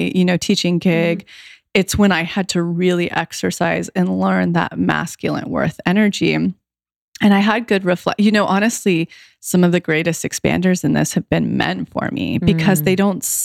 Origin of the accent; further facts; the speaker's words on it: right outside of Yosemite, California, United States; moved away; my hometown, which is right outside of Yosemite